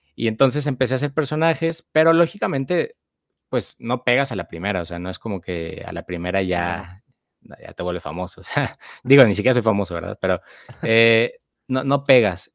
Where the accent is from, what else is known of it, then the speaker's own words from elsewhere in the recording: Guadalajara, Jalisco, Mexico; moved away as an adult; now in Monterrey, Mexico; soy de Guadalajara, Jalisco y actualmente pues radico en Monterrey, Nuevo León